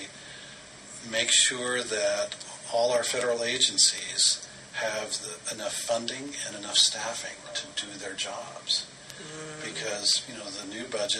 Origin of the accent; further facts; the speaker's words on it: Denver, Colorado, United States; I'm a kid from Denver